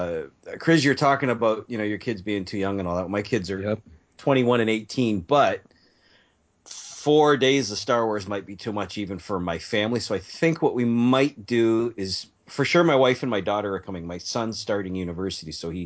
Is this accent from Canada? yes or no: yes; Canada; accent: Canadian 'eh'; Every time I do a podcast, my A's come out.